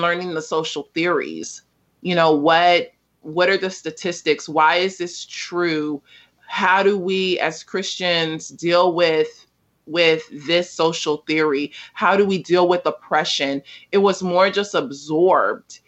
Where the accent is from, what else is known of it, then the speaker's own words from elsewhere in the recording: Los Angeles, California, United States; also born or lived in South Africa; I was born in South Central Los Angeles, is now just South Los Angeles